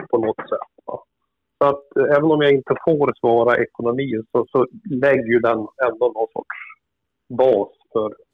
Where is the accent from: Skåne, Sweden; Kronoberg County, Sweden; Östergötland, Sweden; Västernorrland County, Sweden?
Västernorrland County, Sweden; Kramfors; Är bosatt i Kramfors för tillfället. Där har jag bott i stort sett hela mitt liv, även om jag har jobbat både här och i Stockholm de sista tio åren.